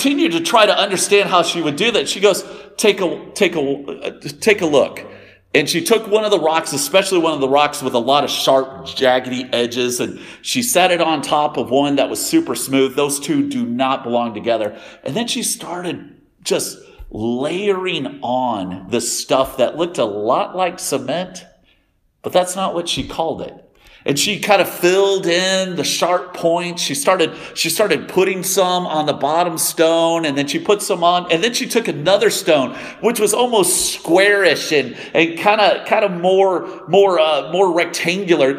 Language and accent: English; Denton, Texas, United States; I was born in Denton, Texas, in a hospital called Flo